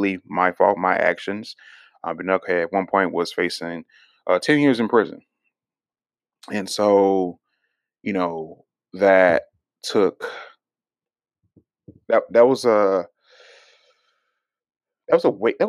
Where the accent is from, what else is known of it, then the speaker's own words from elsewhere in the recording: Houston, Texas, United States; growing up in Houston and stuff, we lived in, you know, undereducated areas